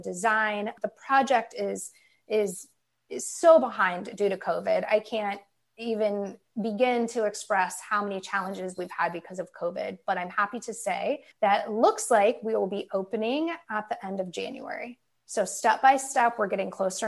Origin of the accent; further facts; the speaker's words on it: Dayton, Ohio, United States; moved away as an adult; also born or lived in Portland, Oregon / Long Beach, California; now in San Diego, United States; I'm from Dayton. I graduated high school in 2004 when I was 18, and I immediately moved to the West Coast.